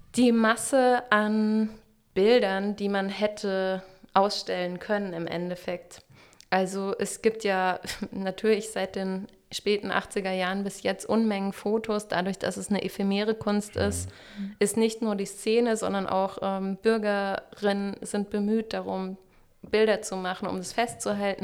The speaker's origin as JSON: {"language": "German", "town": "Freiburg", "region": "Baden-Württemberg", "country": "Germany", "also_born_or_lived": "Dresden / Karlsruhe", "moved": "yes", "lives_now": "Stuttgart, Germany", "said": "Ich komme ursprünglich aus Freiburg"}